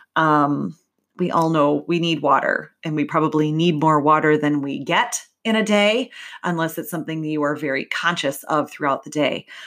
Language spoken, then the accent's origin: English; Midwest, United States; I'm from the Midwest, we say pop, maybe soda